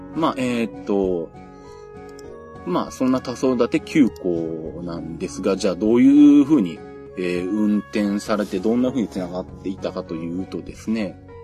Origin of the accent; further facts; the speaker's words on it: Nagoya, Aichi, Japan; 私地元は名古屋なんで